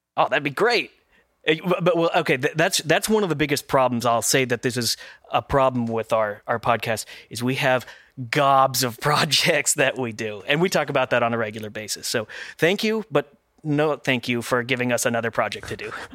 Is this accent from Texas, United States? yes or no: yes; Texas, United States; also born or lived in Oklahoma; I'm also a native Texan uh, for the majority of my life, not originally, but the majority